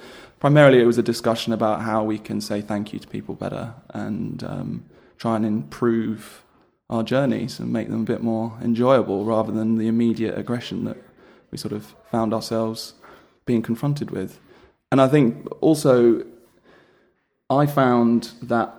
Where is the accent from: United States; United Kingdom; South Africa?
United Kingdom; London; I am a Londoner